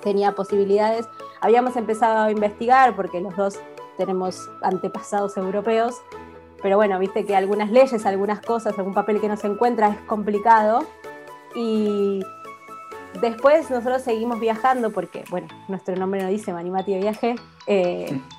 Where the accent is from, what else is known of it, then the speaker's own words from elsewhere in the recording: Buenos Aires, Argentina; moved away as an adult; now in Alicante, Spain; somos de Buenos Aires, de Capital. y nosotros nos conocimos en el colegio, mm. en tercer año del cole, así que teníamos 15